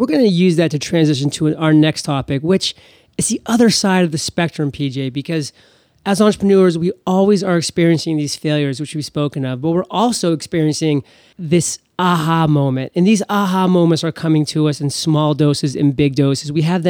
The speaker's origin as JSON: {"language": "English", "region": "Maine", "country": "United States", "said": "since I'm from Maine and Burt's Bees was a big story around here for quite a long time"}